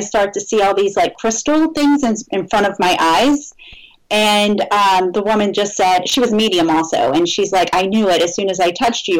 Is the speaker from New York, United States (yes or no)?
no; New Orleans, Louisiana, United States; moved away; I'm originally from New Orleans